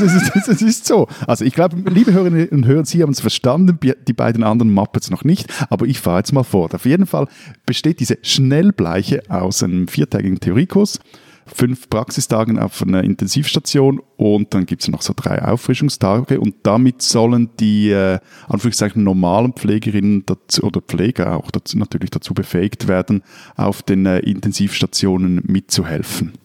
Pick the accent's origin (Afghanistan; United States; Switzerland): Switzerland; bei uns in der Schweiz